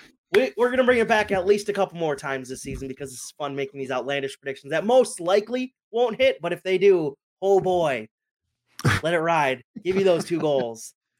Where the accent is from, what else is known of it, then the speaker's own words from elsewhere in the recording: United States; I'm American.